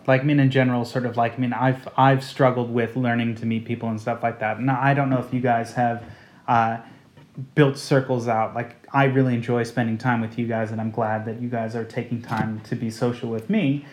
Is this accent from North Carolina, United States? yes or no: no; outside of San Francisco, California, United States; now in London, United Kingdom; I grew up outside of San Francisco